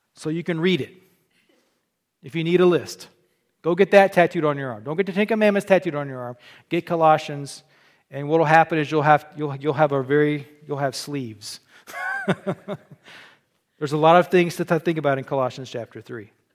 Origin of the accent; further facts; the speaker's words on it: Southern Illinois, United States; moved away as an adult; also born or lived in the South (US) / Arkansas; now in Michigan, United States; I was born in Illinois